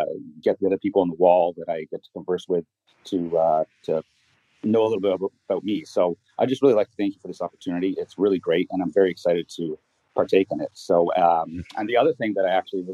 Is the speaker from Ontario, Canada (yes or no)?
yes; Toronto, Ontario, Canada; I'm from Toronto, Canada.